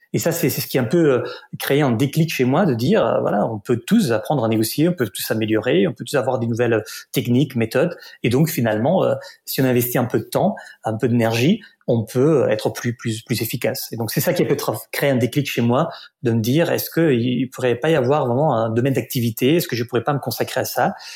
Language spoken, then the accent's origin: French; Barcelona, Catalonia, Spain; French is a second language; moved away as an adult; also born or lived in Paris; je suis né à Barcelone, en Catalogne en Espagne